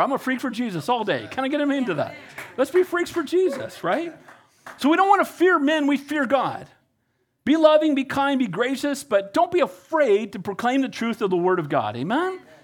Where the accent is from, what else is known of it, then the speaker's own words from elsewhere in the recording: Costa Mesa, California, United States; also born or lived in Wilmington, California; I grew up in Calvary Costa Mesa as a kid after getting saved at First Baptist Church in Wilmington. We moved to Orange County.